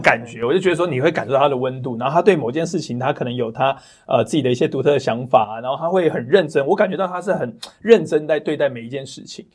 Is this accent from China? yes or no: no; Taiwan; 因为我们台湾人的教育